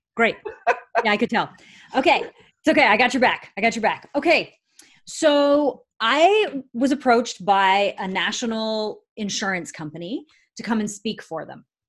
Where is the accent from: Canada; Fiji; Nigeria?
Canada; I'm a Canadian citizen